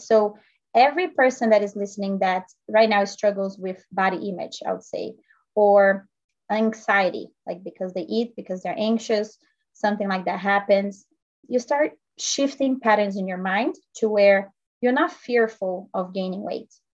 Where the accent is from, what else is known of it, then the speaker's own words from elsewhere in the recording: Brazil; now in United States; I'm actually originally from Brazil. I grew up playing tennis.